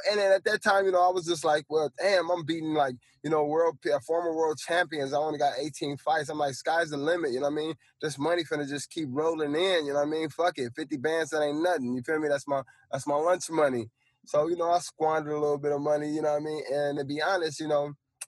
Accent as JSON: {"language": "English", "area": "Fillmore", "region": "California", "country": "United States", "said": "I'm from the hood, I'm from Filmo"}